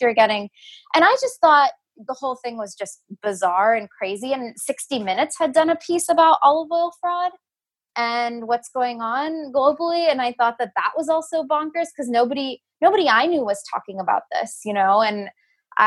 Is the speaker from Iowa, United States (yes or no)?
no; Houston, Texas, United States; moved away as an adult; also born or lived in New York City; now in California, United States; I grew up in Houston, Texas, moved to New York City for undergrad